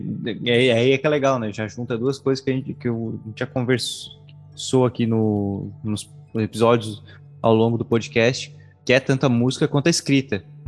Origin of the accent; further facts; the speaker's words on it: Tubarão, Santa Catarina, Brazil; Sou de oficinas